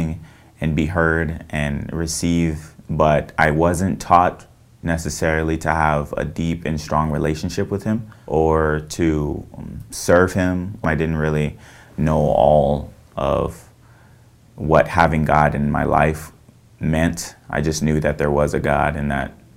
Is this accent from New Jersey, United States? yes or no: no; Visalia, California, United States; I was born and raised in Visalia, California, and I'm 21 years old